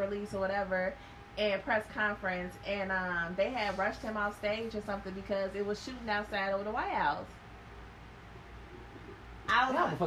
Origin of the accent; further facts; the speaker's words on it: Chicago, Illinois, United States; I'm from Chicago. Born raised